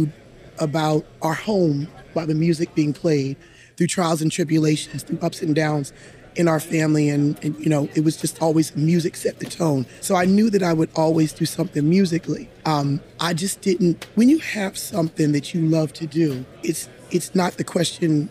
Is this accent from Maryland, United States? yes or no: yes; Gaithersburg, Maryland, United States; I'm from, born and raised, I'm a homegirl from Durwood, Gaithersburg